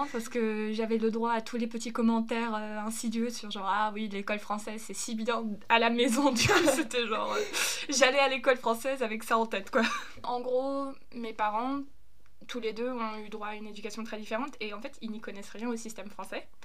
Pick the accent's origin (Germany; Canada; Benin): Germany; French is a second language; now in France; comme je suis allemande, tout ce qui est de l'espace européen, je suis tranquille. J'ai pas de problème avec le fait de vivre en France